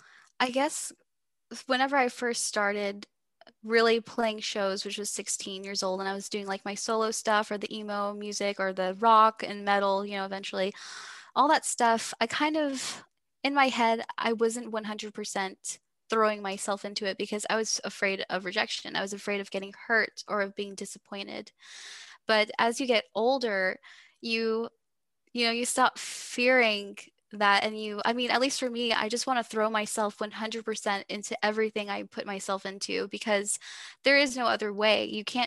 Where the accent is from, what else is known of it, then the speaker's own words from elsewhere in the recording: Texas, United States; accent: Texas; Sorry, you can hear my Texas accent.